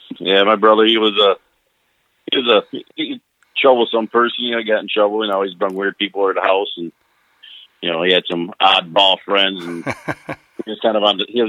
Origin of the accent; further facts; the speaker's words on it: Saginaw, Michigan, United States; now in Virginia, United States; Well, I grew up in Saginaw, Michigan, on the east side, right off of Holland, actually on a street called Spruce.